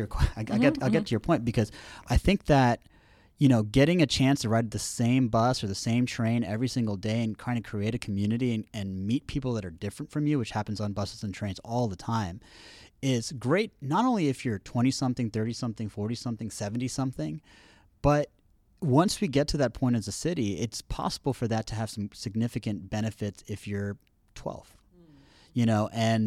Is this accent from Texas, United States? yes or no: yes; Houston, Texas, United States; I was raised in Houston.